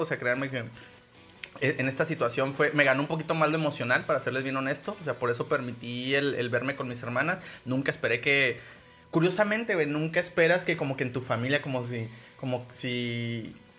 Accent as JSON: {"language": "Spanish", "town": "Ciudad Juárez", "region": "Chihuahua", "country": "Mexico", "tie": "born or raised there", "said": "no soy de Juárez, pero viví toda mi infancia ahí"}